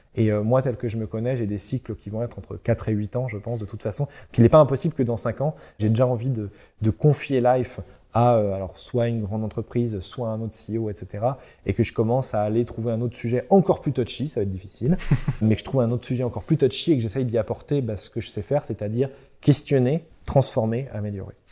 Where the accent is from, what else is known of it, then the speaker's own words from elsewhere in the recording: Centre-Val de Loire, France; now in Brittany, France; Je viens du centre, euh, je viens du Loiret, du département du Loiret pour être précis, mais de la région centre